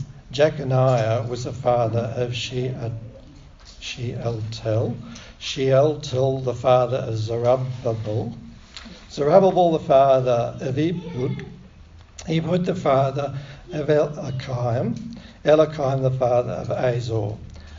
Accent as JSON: {"language": "English", "region": "Victoria", "country": "Australia", "tie": "born or raised there", "said": "I was born in Victoria, and I learned to speak English differently to some other people. So when I read this Bible passage, you have to bear with my accent"}